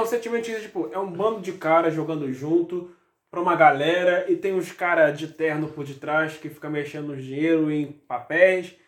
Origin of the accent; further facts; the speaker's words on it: Rio, Rio de Janeiro, Brazil; eu e você somos do Rio, torcemos pra do Rio